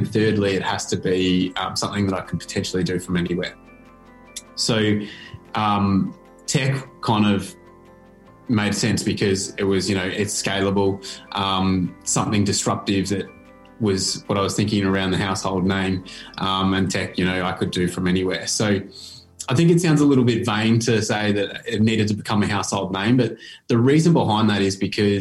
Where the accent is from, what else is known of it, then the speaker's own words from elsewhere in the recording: Bendigo, Victoria, Australia; I grew up in Bendigo, which at the time was a pretty, it was one of the least multicultural towns in the country